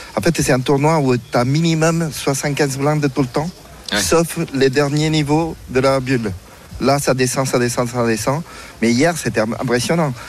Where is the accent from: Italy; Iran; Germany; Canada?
Italy; now in France; je suis quand même italien